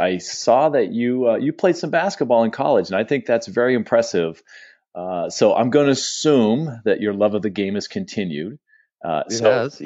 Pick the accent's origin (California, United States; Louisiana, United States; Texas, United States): California, United States; San Diego; I grew up in San Diego